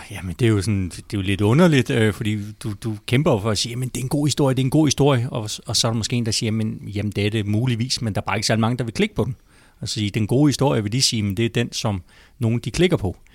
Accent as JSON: {"language": "Danish", "town": "Holbæk", "region": "Zealand", "country": "Denmark", "tie": "born there", "also_born_or_lived": "Falster / Hvidovre", "lives_now": "Frederiksberg, Denmark", "said": "Øhm, jeg er født i Holbæk, og så har boet på Falster, og så har jeg faktisk også boet en gang i Hvidovre, og nu bor jeg på Frederiksberg."}